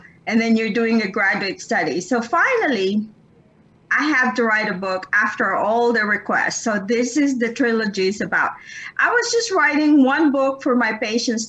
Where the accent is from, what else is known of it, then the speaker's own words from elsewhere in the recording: Philippines; I'm Filipino. I inherited that from my parents